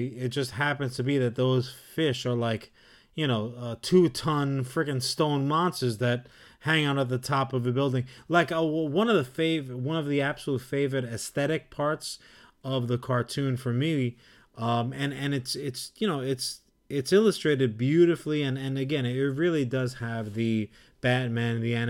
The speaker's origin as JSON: {"language": "English", "town": "New York City", "region": "New York", "country": "United States", "tie": "born or raised there", "said": "growing up in New York and having the access to the city"}